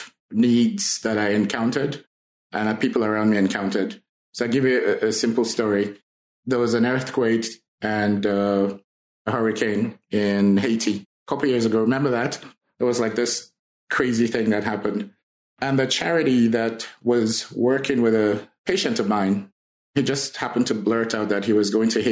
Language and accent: English; Nigeria; moved away as an adult; also born or lived in Grenada / Chicago, United States; now in Saskatchewan, Canada; I was born in Nigeria and moved out of Nigeria when I was in my early 20s.